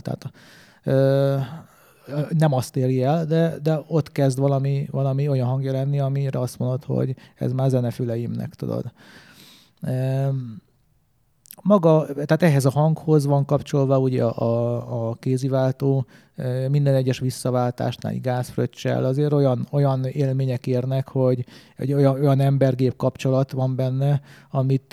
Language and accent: Hungarian; Hungary; én magyar vagyok